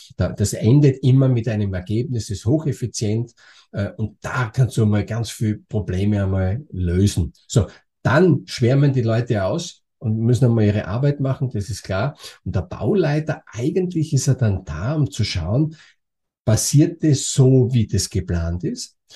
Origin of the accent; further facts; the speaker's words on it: Austria; moved away as an adult; also born or lived in Germany; bin geborener Österreicher und bin dann nach Deutschland gegangen